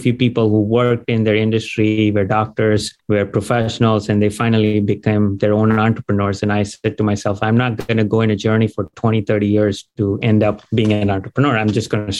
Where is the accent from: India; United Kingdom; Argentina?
India; also born or lived in Dayton, Ohio, United States / Gainesville, Florida, United States; now in United States; So I was born in Dayton, Ohio. And when I was 2 years old, you know, just parents got divorced, went back to India, grew up there, came back here